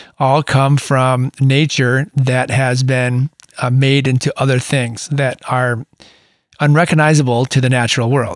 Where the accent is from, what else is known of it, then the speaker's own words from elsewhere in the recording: Michigan, United States; moved away as an adult; now in Southern California, United States; that's where I grew up. I grew up in Michigan. And I've spent the majority of my adulthood living in Southern California.